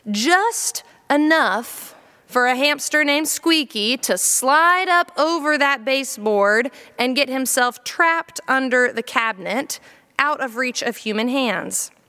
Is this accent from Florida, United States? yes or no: yes; Jacksonville, Florida, United States; also born or lived in Columbia, South Carolina; When I was four years old, we moved from Columbia, South Carolina to Jacksonville, Florida.